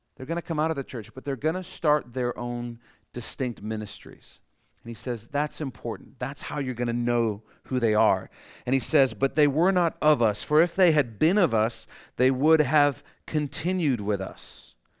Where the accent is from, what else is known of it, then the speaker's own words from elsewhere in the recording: Canada; we're Canadian